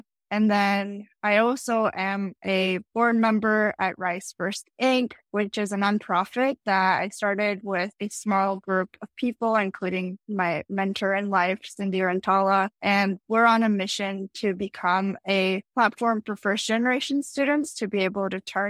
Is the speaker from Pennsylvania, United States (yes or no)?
yes; Philadelphia, Pennsylvania, United States; also born or lived in Tashkent, Uzbekistan; I grew up in the capital of Uzbekistan, Tashkent, and I moved to Philly when I was 7. So I spent the rest of my childhood in Philadelphia, Pennsylvania.